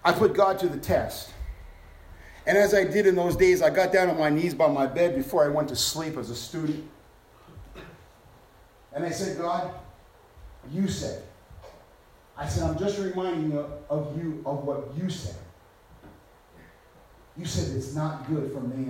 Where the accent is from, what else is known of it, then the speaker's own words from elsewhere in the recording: New York City, New York, United States; I'm from Brooklyn